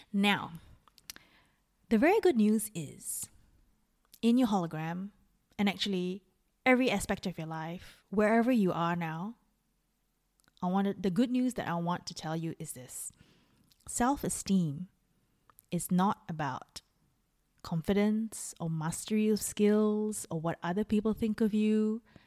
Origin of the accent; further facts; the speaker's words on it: Singapore; moved away; also born or lived in Melbourne, Australia / Dunedin, New Zealand; I'm Singaporean